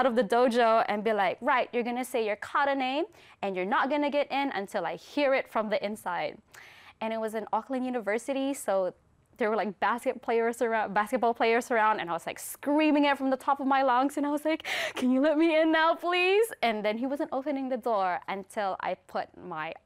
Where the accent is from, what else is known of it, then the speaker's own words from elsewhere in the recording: Philippines; now in New Zealand; we came from the Philippines